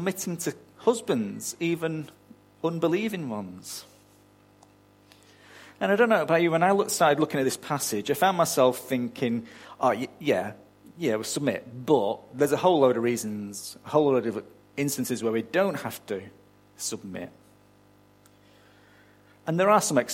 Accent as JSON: {"language": "English", "country": "United Kingdom", "moved": "yes", "lives_now": "Australia", "said": "You can barely tell I wasn't born here, can you?"}